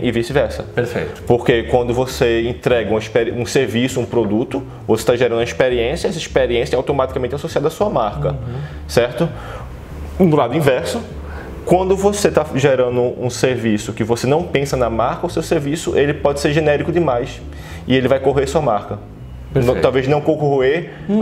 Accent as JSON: {"language": "Portuguese", "town": "Recife", "region": "Pernambuco", "country": "Brazil", "moved": "yes", "lives_now": "São Paulo, Brazil", "said": "como recifense"}